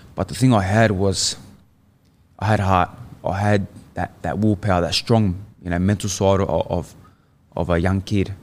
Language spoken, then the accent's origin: English; Sydney, New South Wales, Australia; moved away as an adult; born in Sydney. Yeah, born and raised in Sydney